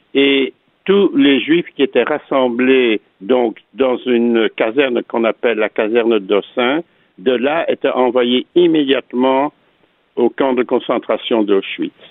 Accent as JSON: {"language": "French", "town": "Antwerp", "region": "Flanders", "country": "Belgium", "tie": "born or raised there", "said": "je suis né donc à Anvers, en Belgique, euh, en 1939"}